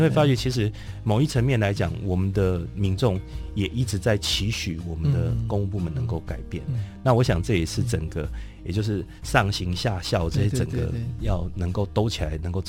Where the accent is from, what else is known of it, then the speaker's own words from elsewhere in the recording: Taiwan; 台湾现在少子化的情况很严重，然后我们台湾人人口减少的速度很快。